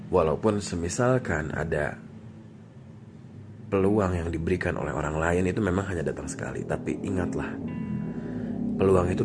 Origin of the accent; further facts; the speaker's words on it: Bandung, West Java, Indonesia; saya lahir di Bandung dari saya sekolah semua di Bandung TK sampai saya universitas juga ada part di Bandung ya semua